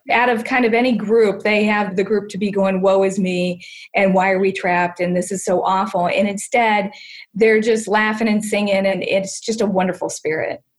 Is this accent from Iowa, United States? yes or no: no; Canton, Ohio, United States; growing up in Canton, Ohio